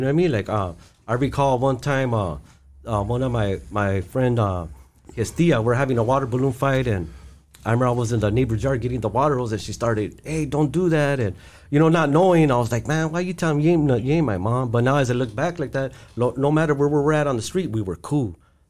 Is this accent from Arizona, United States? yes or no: no; East Los Angeles, California, United States; growing up in East LA, it was like my heaven on earth, you know. I had my both parents, I had my grandparents, I had my carnales, I had all my friends right there on Duncan Avenue.